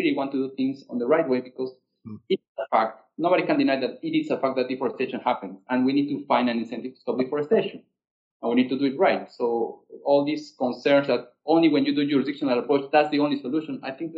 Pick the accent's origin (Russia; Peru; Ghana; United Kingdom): Peru; I'm from Peru